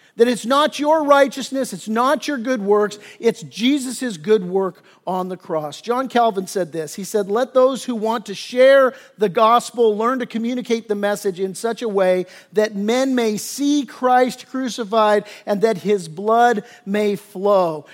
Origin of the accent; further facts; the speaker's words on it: Torrance, California, United States; I grew up in the South Bay down in Torrance